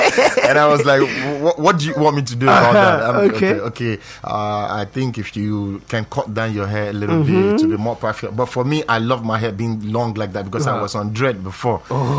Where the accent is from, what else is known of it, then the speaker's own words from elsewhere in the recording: Lagos, Nigeria; moved away as an adult; now in Malaysia; I was born and raised here in Lagos, Nigeria. So I relocated to Malaysia about 8 years ago.